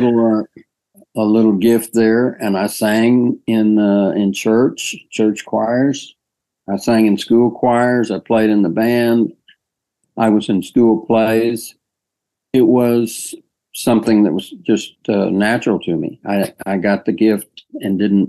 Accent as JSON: {"language": "English", "town": "Perryton", "region": "Texas", "country": "United States", "tie": "born or raised there", "said": "the Perryton Rodeo Rotary Club, which my father was a member of."}